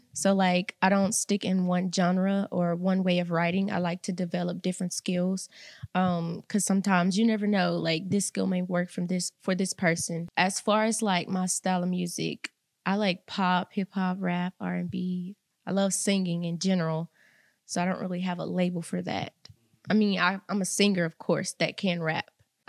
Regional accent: Mississippi, United States; Salus, Mississippi.

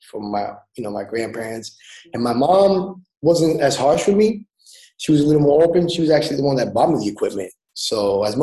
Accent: Lawrence, Massachusetts, United States; raised in Lawrence. Um, it's actually a small city.

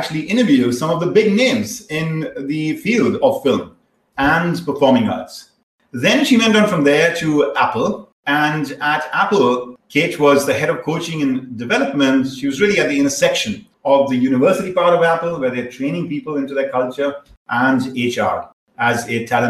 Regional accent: India; moved away; I was growing up in India

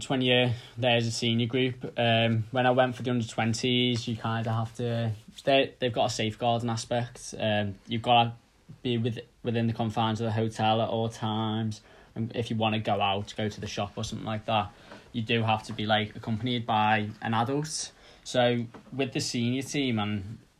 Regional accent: the Wirral, North West England, United Kingdom; now in Teddington, United Kingdom; I'm from the Wirral, which, in case you don't know, is a little area outside of Liverpool.

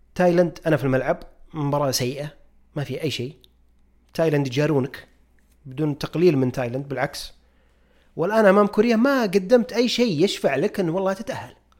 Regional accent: Saudi Arabia; كلنا جميعا كسعوديين

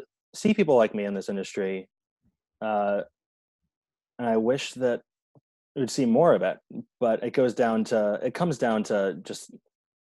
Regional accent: New York City, New York, United States; I'm just a black guy, but I'm from Park Slope. I was raised in a solidly middle class family

